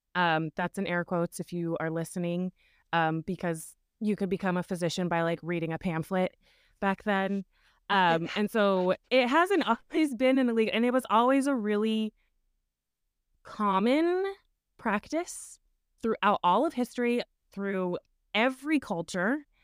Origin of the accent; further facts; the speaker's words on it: Wyoming, United States; growing up in Wyoming in a Mormon culture